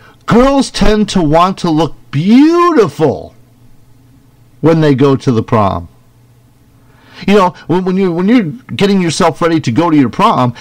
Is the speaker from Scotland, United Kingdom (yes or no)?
yes; Scotland, United Kingdom; now in United States; Except me, I'm a Scotsman, and I will not give up my sovereignty.